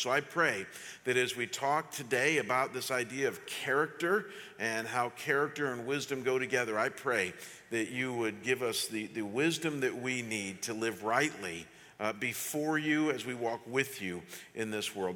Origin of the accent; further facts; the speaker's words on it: Chagrin Falls, Ohio, United States; I was living that summer in my hometown of Chagrin Falls, Ohio